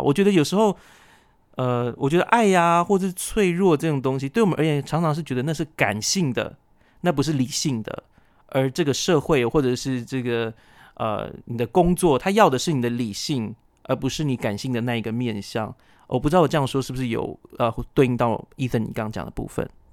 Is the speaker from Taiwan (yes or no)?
yes; Taiwan; 我是布农族的